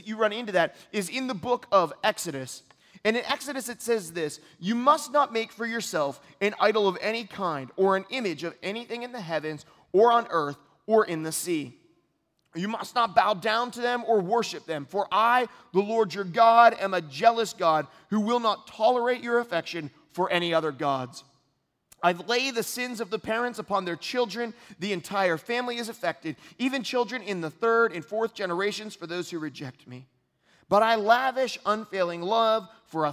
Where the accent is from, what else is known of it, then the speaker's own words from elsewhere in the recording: United States; as American Christians